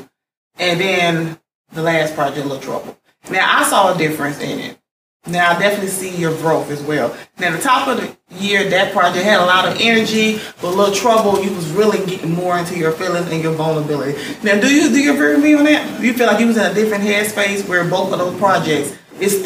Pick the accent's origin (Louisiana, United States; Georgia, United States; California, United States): Georgia, United States; Augusta; I'm from Augusta. We got accents people